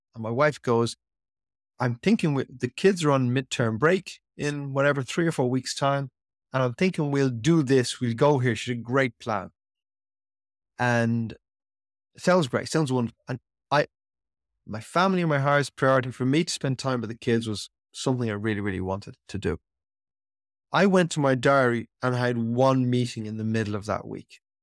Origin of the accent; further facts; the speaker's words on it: Ireland; how I was brought up in Ireland as a young boy